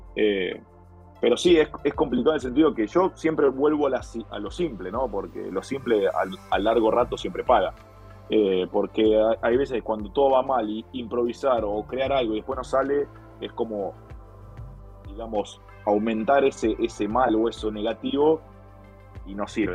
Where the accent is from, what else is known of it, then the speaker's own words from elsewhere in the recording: Argentina; nosotros como argentinos